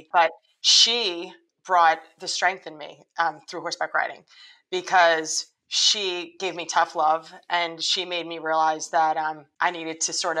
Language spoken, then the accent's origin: English; Trenton, New Jersey, United States; born there; I moved from New Jersey. I was born in Trenton, New Jersey.